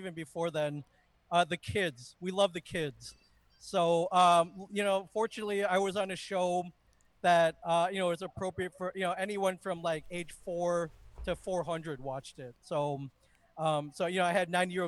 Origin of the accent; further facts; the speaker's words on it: Michigan, United States; I grew up in the Midwest. I grew up in Michigan